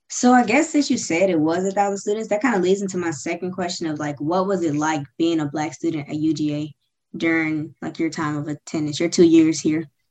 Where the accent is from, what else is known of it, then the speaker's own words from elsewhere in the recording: Suwanee, Georgia, United States; also born or lived in Memphis, Tennessee; I'm originally from Memphis, Tennessee, but I grew up in Suwanee, Georgia